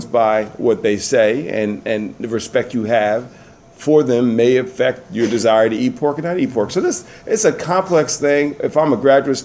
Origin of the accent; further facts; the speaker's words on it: New York, United States; So I'm growing up in New York